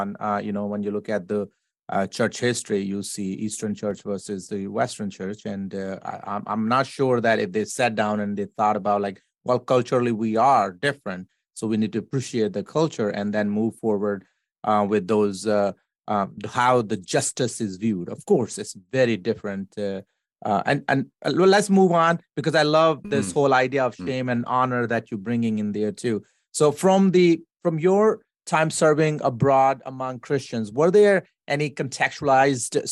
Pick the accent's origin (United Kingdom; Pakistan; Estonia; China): Pakistan; moved away; I come from Pakistan, so that's a collectivism type of culture